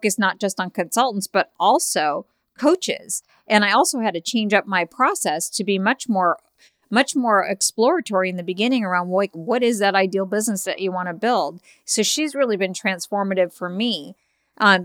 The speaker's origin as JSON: {"language": "English", "town": "Chicago", "region": "Illinois", "country": "United States", "said": "I'm from Chicago"}